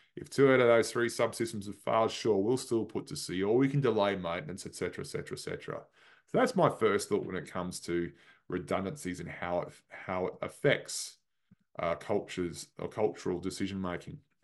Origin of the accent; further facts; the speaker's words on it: Australia; moved away; my home country, Australia